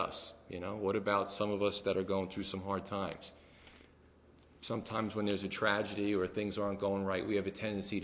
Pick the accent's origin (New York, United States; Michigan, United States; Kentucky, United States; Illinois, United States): New York, United States; moved away; also born or lived in New Jersey; I'm from New York